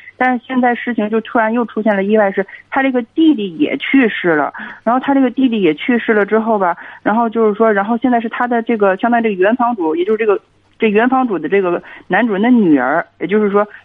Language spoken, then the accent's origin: Chinese; Hebei, China; 我是河北的